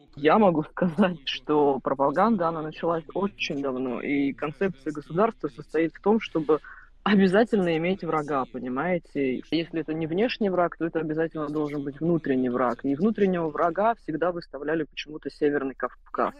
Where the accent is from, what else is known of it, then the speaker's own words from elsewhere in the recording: Saint Petersburg, Russia; Я родилась в Петербурге